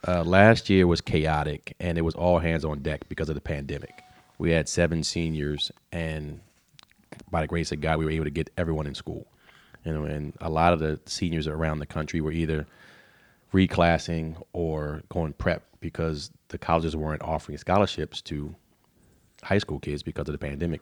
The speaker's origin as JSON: {"language": "English", "town": "Baltimore", "region": "Maryland", "country": "United States", "tie": "born or raised there", "also_born_or_lived": "Dundalk, Maryland / Tennessee", "said": "I grew up in East Baltimore off of, uh, North Avenue in Rutland"}